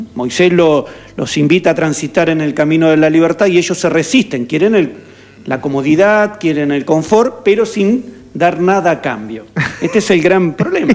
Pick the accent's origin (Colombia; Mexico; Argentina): Argentina